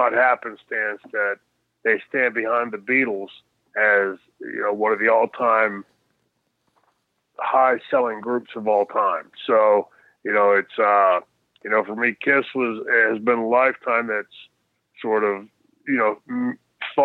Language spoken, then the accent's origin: English; Pittsburgh, Pennsylvania, United States; growing up in Pittsburgh and in Pennsylvania, Sheetz